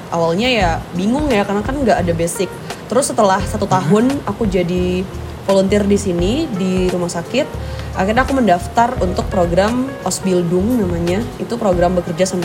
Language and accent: Indonesian; Pekanbaru, Riau, Indonesia; iya, aku aslinya suku Minang.